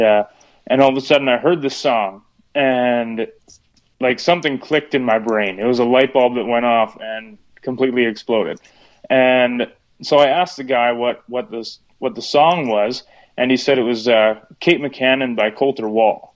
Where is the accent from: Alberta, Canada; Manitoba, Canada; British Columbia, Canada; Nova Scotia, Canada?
Manitoba, Canada; Hochfeld; also born or lived in Saskatchewan; I'm actually from about 10 minutes south of Winkler in okay. uh, in a rural area of Hochfeld, Manitoba, just uh, a few miles off the border